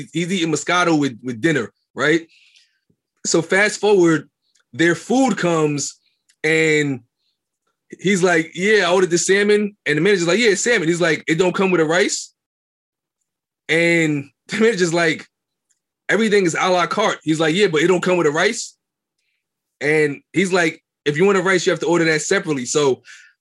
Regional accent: New York City, New York, United States; I'm from Brooklyn, raised in Brooklyn all my life

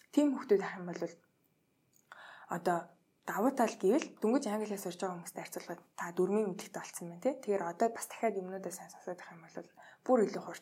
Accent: Mongolia

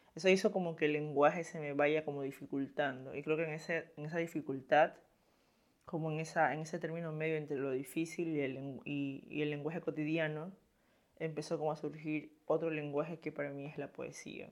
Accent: Esmeraldas, Ecuador; yo soy de Esmeraldas, de una ciudad como fronteriza con Colombia

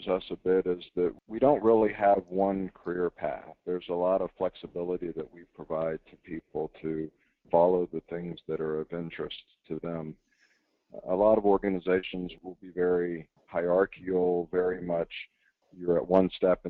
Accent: Jacksonville, Florida, United States; moved away as an adult; also born or lived in South Carolina; I was born and raised in Jacksonville, Florida

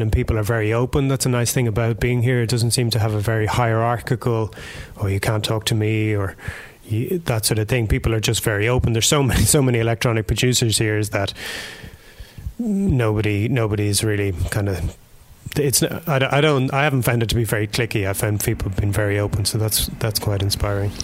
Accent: Ireland; moved away as an adult; now in Berlin, Germany; growing up in Ireland

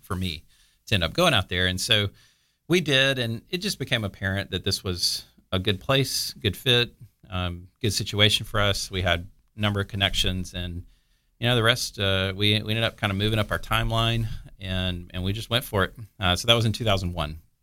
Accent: Mobile, Alabama, United States; moved away as an adult; also born or lived in California; now in Florida, United States; I lived a couple places, actually, in, in Alabama, um, and then graduated high school in Ala-, in Mobile, went to college, uh, in Mobile

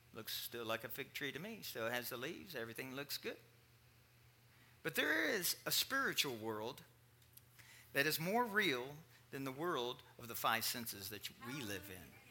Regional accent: Kentucky, United States; I was raised in Kentucky

